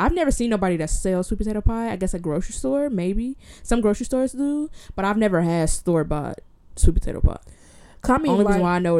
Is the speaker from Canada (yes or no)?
no; Inglewood, California, United States; I grew up in Inglewood.